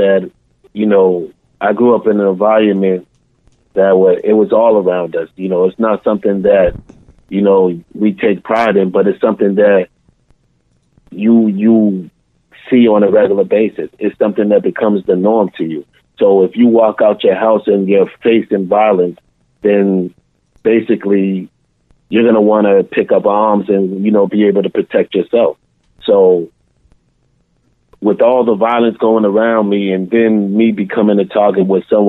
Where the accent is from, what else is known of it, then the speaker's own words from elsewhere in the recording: Boston, Massachusetts, United States; I was born and raised in Boston, Mass. So the majority of my stories take place in Boston. And I grew up in the Dorchester section probably for my first 12 years. And then I moved to the Mattapan section.